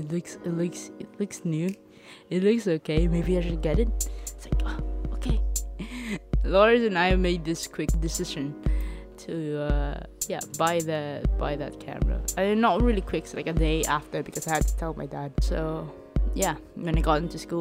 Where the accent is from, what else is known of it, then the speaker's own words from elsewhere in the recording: Leyte, Eastern Visayas, Philippines; moved away as an adult; now in Manila, Philippines; I'm from Leyte